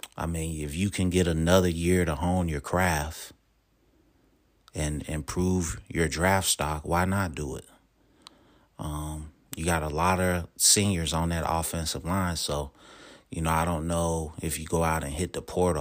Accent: Charlotte, North Carolina, United States; Charlotte, you know, my hometown

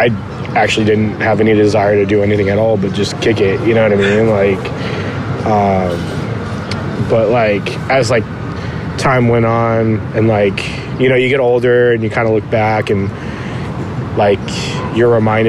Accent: Whittier, California, United States; I grew up with like, you know, neighborhood friends, just like anyone else.

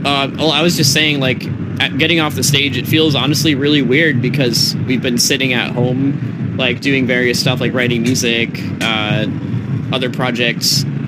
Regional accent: Massachusetts, United States; moved away as an adult; now in Los Angeles, United States; I am from Massachusetts

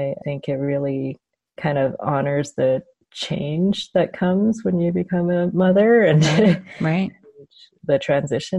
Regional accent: Canada; I'm Chinese Canadian. My parents were born in China and immigrated to Canada and then had me and my brother. And I grew up in Canada

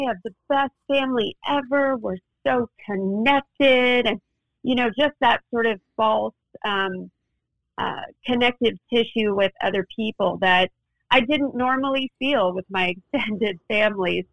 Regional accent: Mountain View, California, United States; also born or lived in Los Angeles / Azusa; I was raised in the Silicon Valley in Mountain View.

